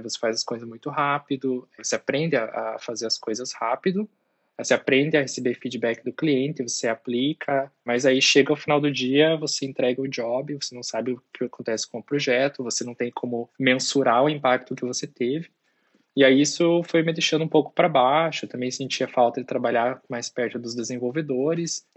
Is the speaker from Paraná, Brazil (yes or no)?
yes; Guarapuava, Paraná, Brazil; moved away as an adult; also born or lived in Ireland; eu sou de Guarapuava, né, e eu estava morando em Guarapuava, no Paraná, naquela época